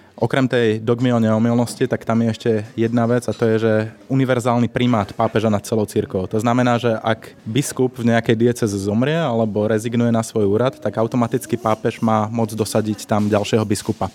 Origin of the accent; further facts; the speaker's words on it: Slovakia; Ja osobne som vyrastal v Trnavskej arcidieceze v rímskokatolíckej cirkvi